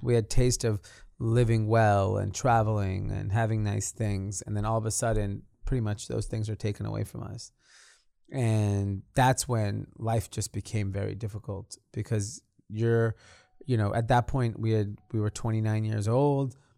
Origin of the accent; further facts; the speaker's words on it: Los Angeles, California, United States; I grew up in a suburb of L A called Granada Hills